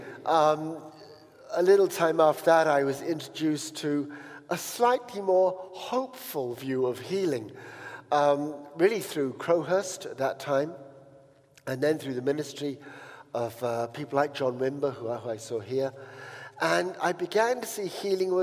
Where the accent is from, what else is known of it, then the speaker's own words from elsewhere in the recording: Uttoxeter, West Midlands, United Kingdom; also born or lived in Paris; I came back home to, you know, my hometown, which was the most boring place in the world, called Uttoxeter